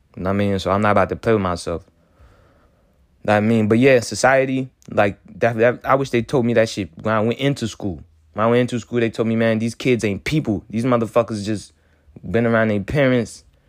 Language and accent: English; Haiti; now in United States; I'm coming straight from Haiti